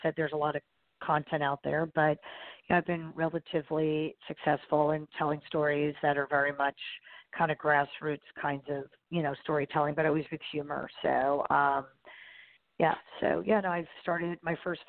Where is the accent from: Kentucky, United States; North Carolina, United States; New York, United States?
New York, United States; also born or lived in New Jersey / Los Angeles; I'm a New Yorker, basically. I mean, I grew up in the suburbs and live in the city now.